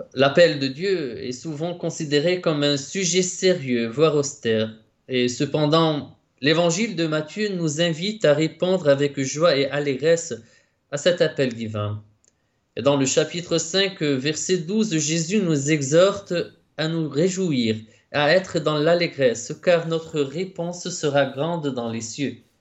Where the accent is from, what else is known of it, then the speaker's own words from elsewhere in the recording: Lebanon; moved away as an adult; now in Rome, Italy; je suis né au Liban et puis je suis entré au séminaire de ma congrégation au Liban en 2010